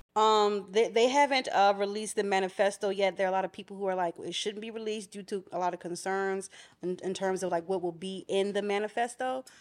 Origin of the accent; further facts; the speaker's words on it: Philadelphia, Pennsylvania, United States; My hometown